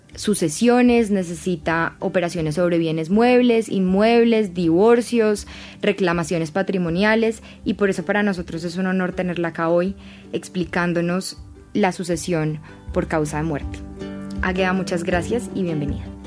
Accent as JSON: {"language": "Spanish", "country": "Colombia"}